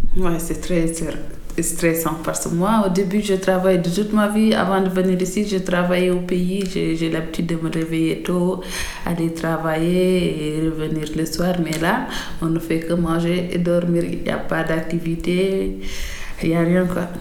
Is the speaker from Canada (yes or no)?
no; Mauritania; moved away as an adult; now in France; je suis mauritanienne